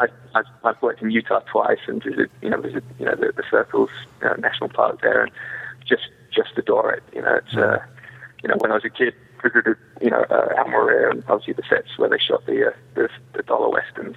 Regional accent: England, United Kingdom; now in United States; I'm an English boy that played cowboys and came to America

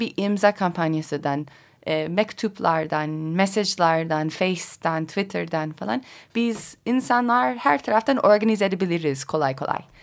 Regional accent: Colorado, United States; Turkish is a second language; moved away as an adult; also born or lived in Kars, Turkey; Amerika'da özellikle Colorado benim memleketimde

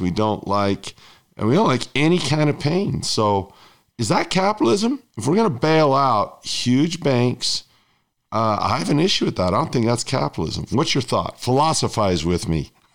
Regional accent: United States; my home country, the United States

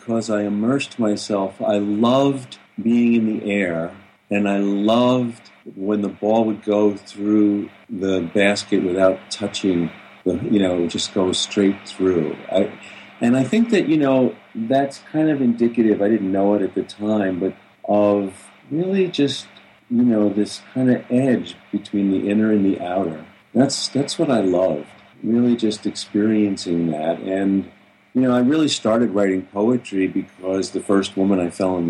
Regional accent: Long Island, New York, United States; I grew up on Long Island, you know, outside of New York City

